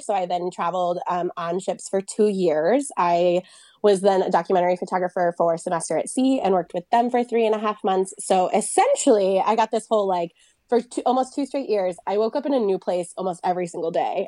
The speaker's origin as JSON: {"language": "English", "country": "United States", "tie": "born or raised there", "also_born_or_lived": "France", "lives_now": "Nevada, United States", "said": "I grew up in Lake Tahoe"}